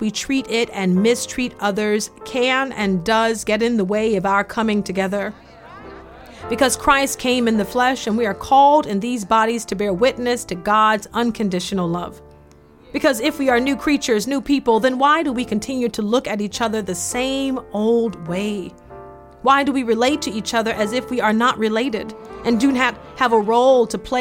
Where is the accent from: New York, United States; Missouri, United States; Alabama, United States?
Alabama, United States; Foley; When I was growing up in the South